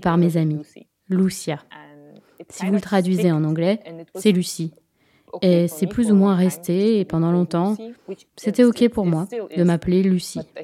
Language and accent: French; Moscow, Russia; moved away; also born or lived in Nagorno-Karabakh; Je suis née à Moscou